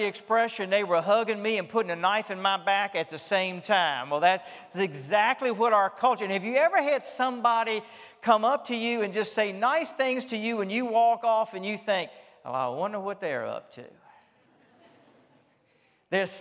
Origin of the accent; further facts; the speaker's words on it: Richmond, Virginia, United States; I grew up in Richmond, Virginia. I am Southern by birth, and I grew up as a Southerner in the South.